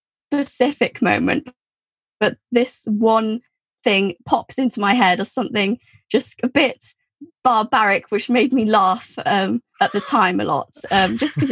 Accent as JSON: {"language": "English", "region": "Wales", "country": "United Kingdom", "tie": "born or raised there", "said": "I went to a Welsh primary school and a secondary school, and was also brought up using Welsh"}